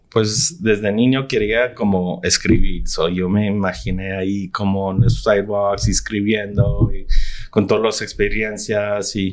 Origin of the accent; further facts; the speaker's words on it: Tucson, Arizona, United States; moved away as an adult; also born or lived in Nogales, Arizona / New York / Chicago; Pues nací en Arizona y, en, la mera frontera en Nogales. Viví ahí hasta que tenía como tres años y luego mudamos a Tucson fui a escuela secundaria ahí, luego al colegio, al University of Arizona.